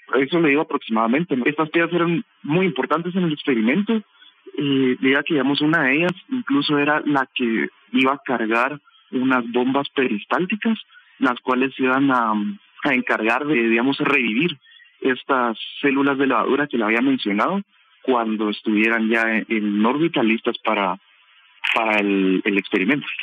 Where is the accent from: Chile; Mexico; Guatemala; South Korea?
Guatemala; nosotros siendo jóvenes guatemaltecos